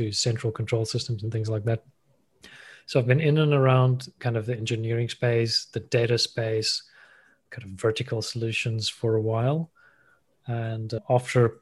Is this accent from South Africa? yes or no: yes; South Africa; moved away as an adult; also born or lived in Thailand; I'm South African, born and raised, grew up there